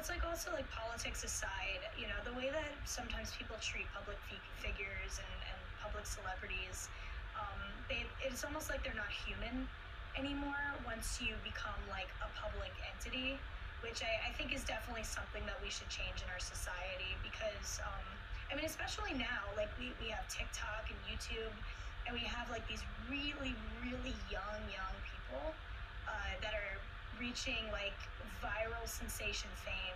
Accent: Rockland County, New York, United States; also born or lived in Florida; I grew up in Rockland County, and um, I'm literally from here

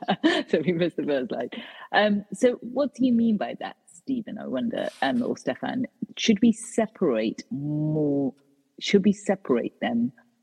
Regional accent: United Kingdom; So for example, my own country, as in I'm third generation British, but I'm of Indian heritage.

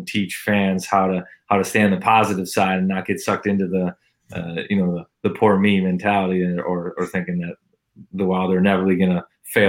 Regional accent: Minnesota, United States; because I'm from Minnesota and that's where I finished playing.

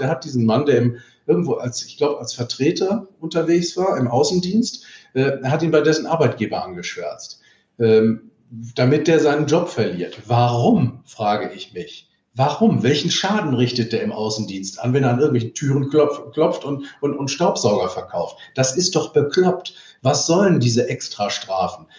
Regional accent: Cologne, North Rhine-Westphalia, Germany; Bei uns in Köln

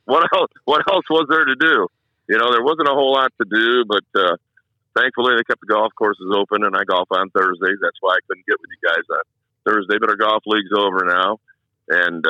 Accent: Jackson, Michigan, United States; I'm originally from Jackson, Michigan

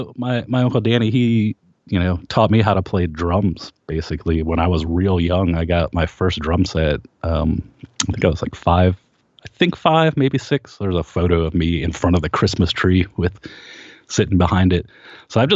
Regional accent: Kent, Ohio, United States; we grew up in Kent, Ohio, and it was a big college town

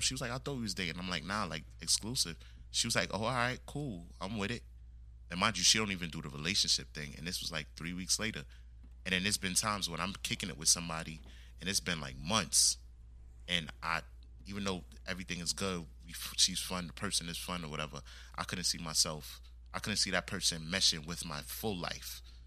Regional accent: United States; I was born here in the States, but my background is West Indian

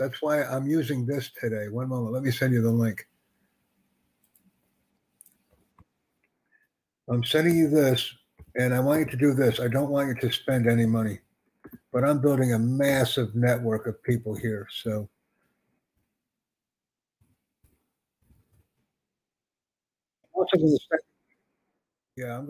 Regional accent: United States; first language English; I'm from the United States

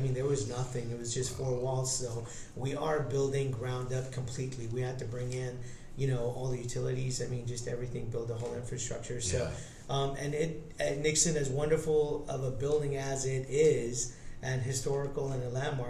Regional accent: India; moved away; I'm Indian

